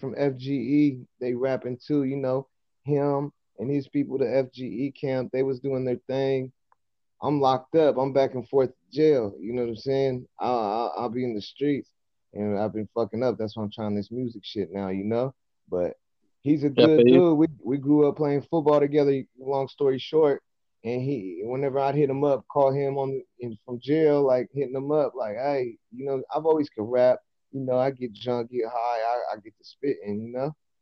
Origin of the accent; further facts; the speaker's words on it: Modesto, California, United States; I'm from Modesto, California, east side to be exact.